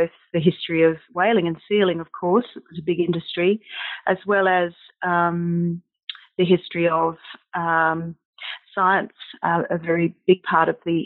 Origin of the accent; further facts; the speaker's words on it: South Australia, Australia; growing up in South Australia